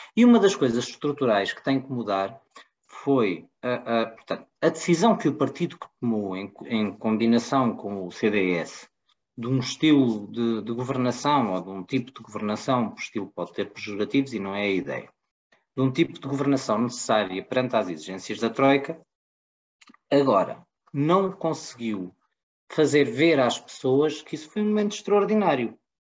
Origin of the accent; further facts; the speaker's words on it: Portugal; eu, como português